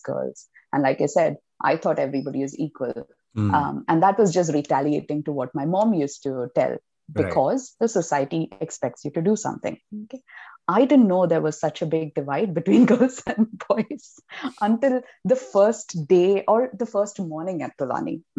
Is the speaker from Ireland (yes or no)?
no; Mumbai, Maharashtra, India; I came from Bombay. It's really crowded and there's no space and humid and whatever, polluted